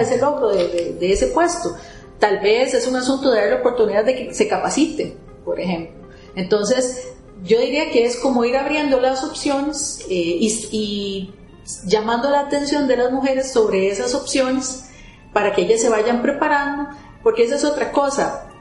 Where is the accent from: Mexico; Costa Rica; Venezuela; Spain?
Costa Rica; moved away as an adult; also born or lived in Germany; uno como costarricense